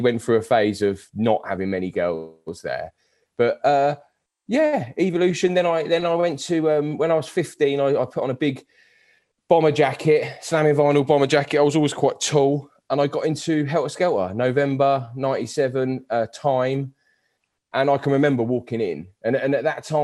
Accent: Aylesbury, South East England, United Kingdom; I'm from Aylesbury, so 25 minutes away

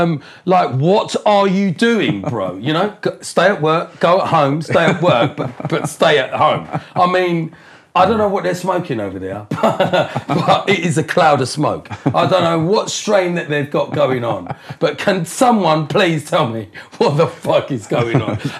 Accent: Colchester, East of England, United Kingdom; born or raised there; also born or lived in Harlow, Essex

